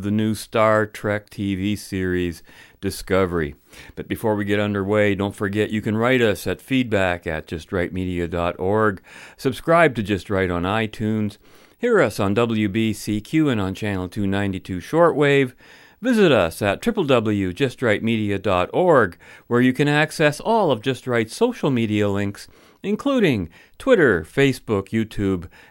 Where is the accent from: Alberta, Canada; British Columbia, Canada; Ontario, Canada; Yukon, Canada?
Ontario, Canada; London; London, Ontario, I'm referring to, my hometown.